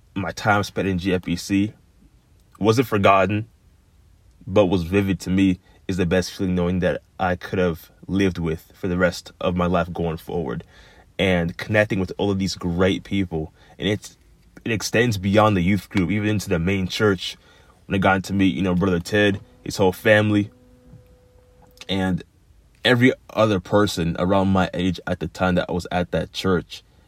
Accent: Florida, United States; growing up in Florida

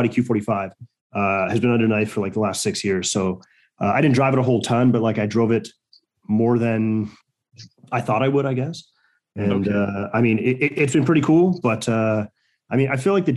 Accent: Cambridge, Ontario, Canada; I'm from Cambridge, which is like 45 minutes

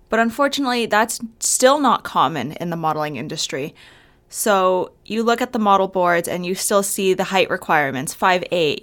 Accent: Albuquerque, New Mexico, United States; moved away as an adult; now in Arizona, United States; I am from Albuquerque, New Mexico, but I moved to Arizona for school

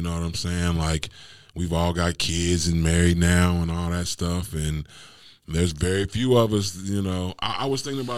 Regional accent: Kansas City, Missouri, United States; born or raised there

